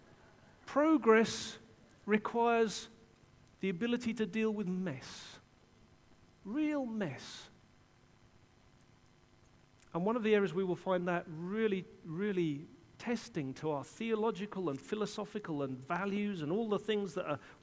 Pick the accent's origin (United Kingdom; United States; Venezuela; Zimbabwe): United Kingdom; England; I'm an Englishman.